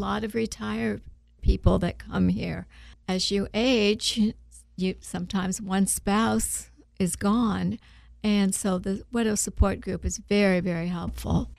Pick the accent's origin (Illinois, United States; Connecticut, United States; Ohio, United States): Ohio, United States; now in Blount County, Tennessee, United States; I'm from Ohio